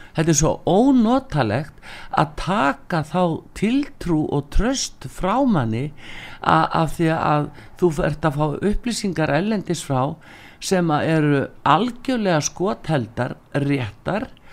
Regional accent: Iceland

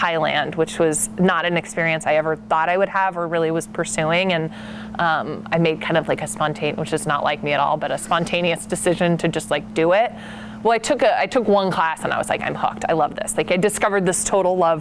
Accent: Portland, Oregon, United States; I grew up outside of Portland

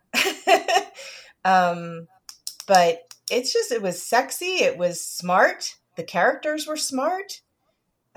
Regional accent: South Brunswick, New Jersey, United States; moved away; I'm from South Brunswick.

